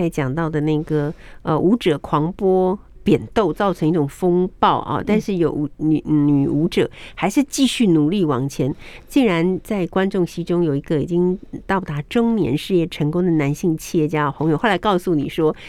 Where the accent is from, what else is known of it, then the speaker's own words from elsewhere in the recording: Taiwan; 我们台湾人心比较柔软